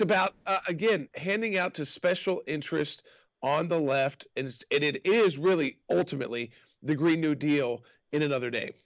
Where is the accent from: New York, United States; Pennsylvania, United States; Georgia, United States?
Georgia, United States; Atlanta; I grew up in Atlanta and and grew up in the state of Georgia